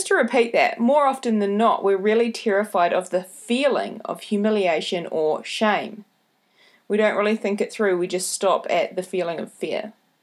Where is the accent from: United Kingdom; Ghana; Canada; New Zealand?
New Zealand; accent: Kiwi; my Kiwi accent